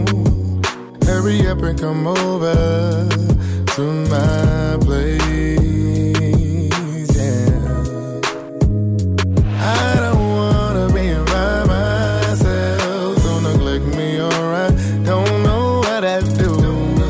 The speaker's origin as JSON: {"language": "English", "town": "Savannah", "region": "Georgia", "country": "United States", "moved": "as an adult", "lives_now": "Atlanta, United States", "said": "I'm from Savannah. I wasn't the shit where I was from."}